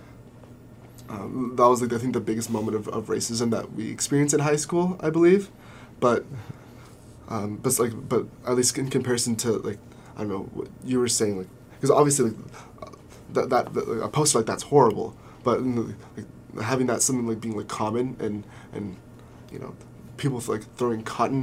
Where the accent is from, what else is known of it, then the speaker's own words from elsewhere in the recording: Southern California, United States; growing up in Southern California